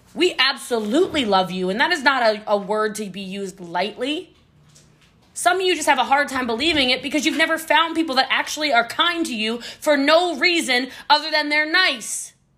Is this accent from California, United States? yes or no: no; Maryland, United States; I'm from Maryland